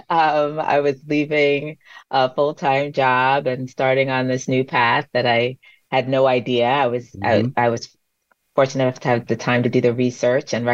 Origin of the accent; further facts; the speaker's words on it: Long Island, New York, United States; I was born and raised on Long Island.